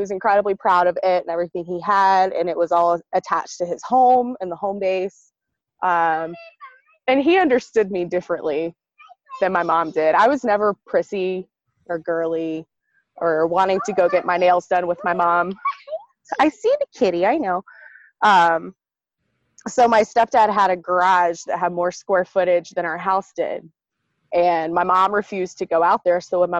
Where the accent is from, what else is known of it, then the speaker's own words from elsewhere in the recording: Great Lakes, Illinois, United States; born there; also born or lived in San Diego / Tallahassee / Charleston; So I was born in Great Lakes, Michigan, or Great Lakes, Illinois, just across Lake Michigan here.